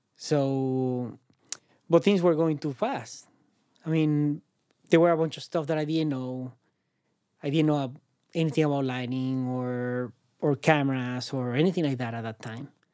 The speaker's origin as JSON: {"language": "English", "town": "Caracas", "region": "Capital District", "country": "Venezuela", "tie": "born or raised there", "second_language": "English", "moved": "as an adult", "lives_now": "San Francisco, United States", "said": "where I'm from, Caracas, I'm from Caracas, Venezuela"}